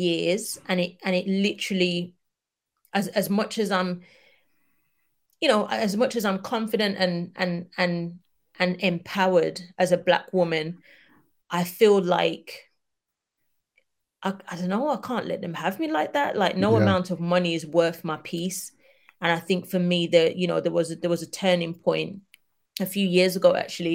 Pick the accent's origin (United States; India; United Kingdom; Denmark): United Kingdom; us as Black British people